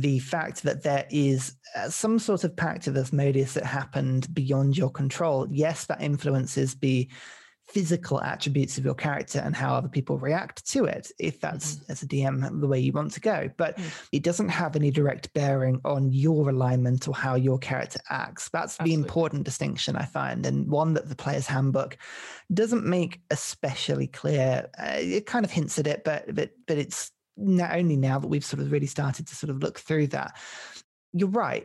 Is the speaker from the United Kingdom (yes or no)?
yes; United Kingdom; we're British.